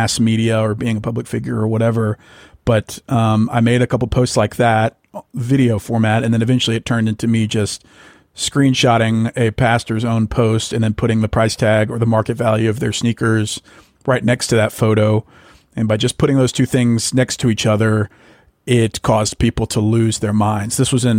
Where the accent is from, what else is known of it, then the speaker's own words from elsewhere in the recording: Ruston, Louisiana, United States; also born or lived in Arkansas / Austin, Texas; now in Dallas, United States; I'm from Ruston, Louisiana, originally